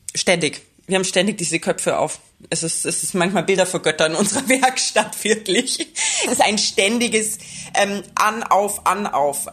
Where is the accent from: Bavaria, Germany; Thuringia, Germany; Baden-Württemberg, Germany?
Bavaria, Germany; now in Vienna, Austria; Ich bin ja eigentlich auch aus Bayern. Also für mich ist es immer wieder so ein bisschen Heimreise.